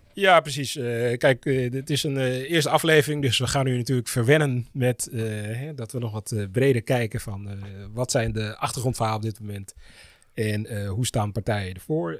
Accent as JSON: {"language": "Dutch", "town": "Amsterdam", "region": "North Holland", "country": "Netherlands", "said": "Ik ben Amsterdammer, 43 jaar, politieke junkie."}